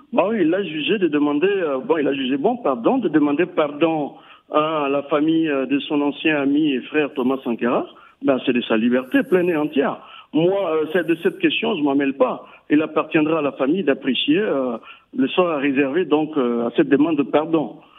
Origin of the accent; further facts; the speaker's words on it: Burkina Faso; On est tous des Burkinabés